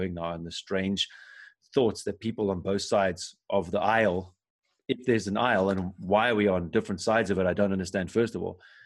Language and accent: English; South Africa; now in Germany; I'm from South Africa